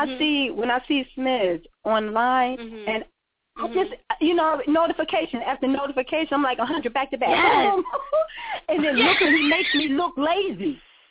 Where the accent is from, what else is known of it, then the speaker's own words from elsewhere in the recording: Atlantic City, New Jersey, United States; moved away; Born and raised in New Jersey, in the Atlantic City area.